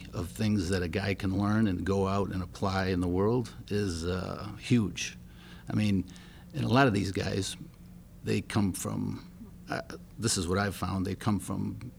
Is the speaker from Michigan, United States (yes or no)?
yes; Grand Rapids, Michigan, United States; Grand Rapids, Michigan.